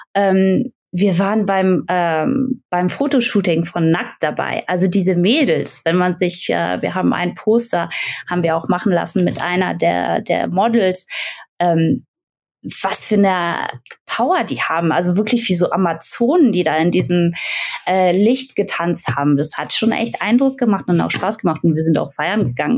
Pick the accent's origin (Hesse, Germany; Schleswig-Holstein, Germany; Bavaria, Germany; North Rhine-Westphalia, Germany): North Rhine-Westphalia, Germany; Aachen; now in Frankfurt, Germany; ich komme aus Aachen, also ich bin jetzt in Frankfurt, aber ich komme aus Aachen